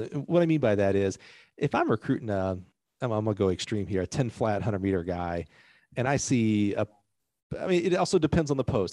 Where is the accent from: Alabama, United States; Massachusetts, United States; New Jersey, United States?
Alabama, United States; growing up in Alabama